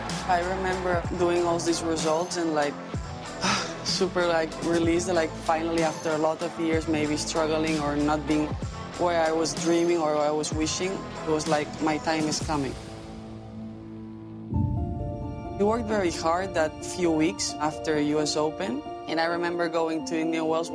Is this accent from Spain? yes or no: yes; Spain; also born or lived in New York, United States; now in Madrid, Spain; I was born there and I lived until I was 7 years old. And then we decided to come back to Spain